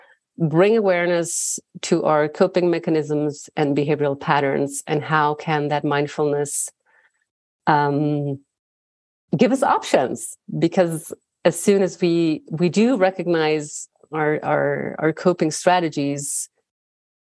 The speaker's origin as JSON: {"language": "English", "region": "Bern", "country": "Switzerland", "tie": "born or raised there", "said": "I was born and raised in Bern, in the Swiss capital."}